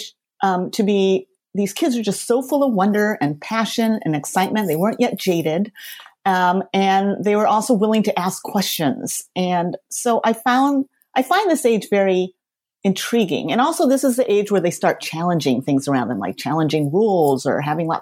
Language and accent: English; Los Angeles, California, United States; the one I grew up in West Los Angeles